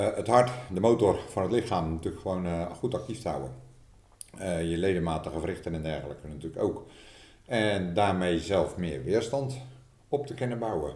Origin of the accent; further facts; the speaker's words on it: Netherlands; wij als Nederlanders